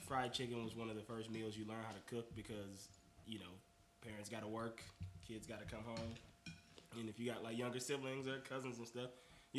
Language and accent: English; Mississippi, United States; Do you know where I'm from? Do you know where I was born and raised? In the southeast of the South. Yes. In the southeast of the South. I'm from Mississippi.